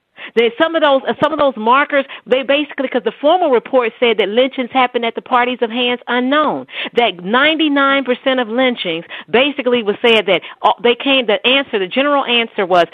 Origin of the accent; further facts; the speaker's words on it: the South, United States; I grew up in the South